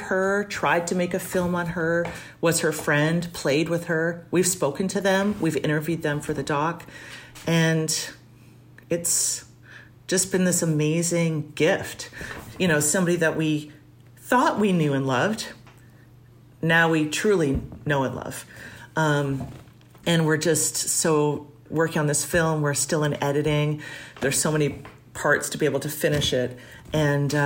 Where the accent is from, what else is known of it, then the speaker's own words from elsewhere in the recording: Toronto, Ontario, Canada; Growing up in Toronto